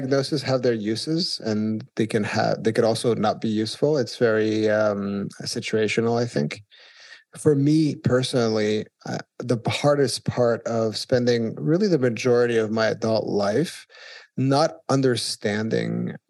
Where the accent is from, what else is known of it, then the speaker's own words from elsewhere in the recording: Switzerland; moved away as an adult; now in New York, United States; I grew up in Switzerland